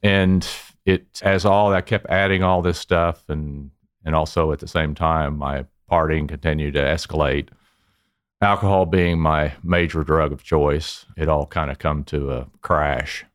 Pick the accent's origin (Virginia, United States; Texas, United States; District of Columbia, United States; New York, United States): Texas, United States; Dallas; Originally from Dallas, it was in the oil and gas business